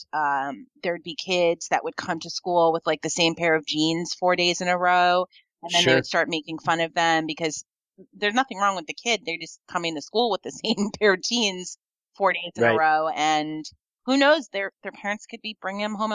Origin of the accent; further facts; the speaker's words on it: New York, United States; now in Mendocino County, United States; growing up in New York, where I grew up